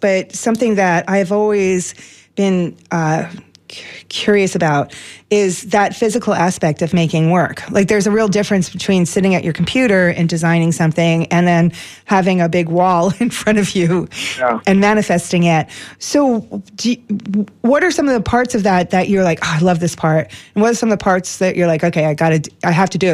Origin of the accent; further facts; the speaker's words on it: New York, United States; When I was young, growing up in New York